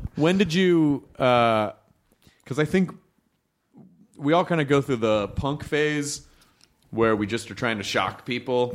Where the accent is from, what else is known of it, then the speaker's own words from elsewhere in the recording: Memphis, Tennessee, United States; now in Los Angeles, United States; when I was growing up in Memphis.